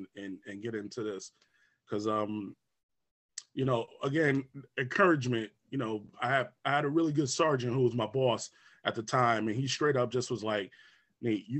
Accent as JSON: {"language": "English", "town": "Albany", "region": "New York", "country": "United States", "tie": "born or raised there", "said": "growing up in Albany was definitely a good time for me."}